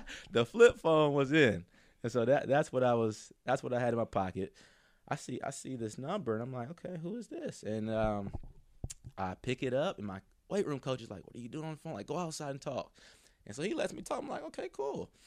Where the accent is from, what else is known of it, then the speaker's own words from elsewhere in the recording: near Mercer, Georgia, United States; Mercer was right near my hometown